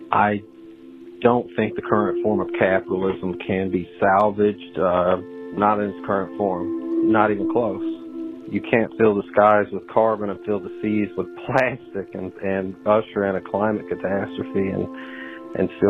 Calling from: Florida, United States; Hi, Marianne. … I'm calling you from Florida.

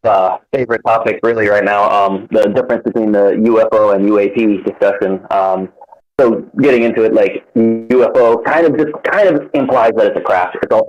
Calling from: Hawaii, United States

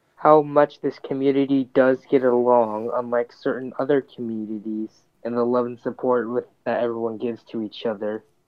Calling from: California, United States; calling from California

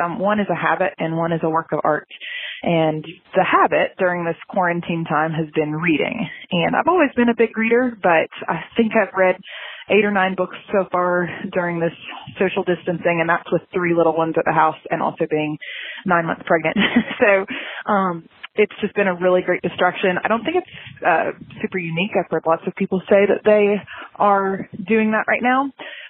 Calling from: Watkinsville, Georgia, United States; I'm calling from Watkinsville, Georgia. It's a tiny little town east of Atlanta.

